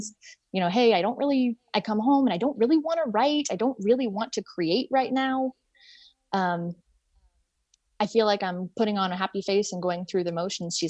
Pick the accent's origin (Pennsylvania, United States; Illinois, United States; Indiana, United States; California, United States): Indiana, United States; I am from Indiana